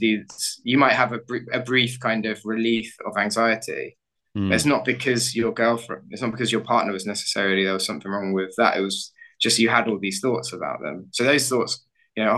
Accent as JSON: {"language": "English", "country": "United Kingdom", "moved": "yes", "lives_now": "Barcelona, Spain", "said": "I'm from the suburbs of London"}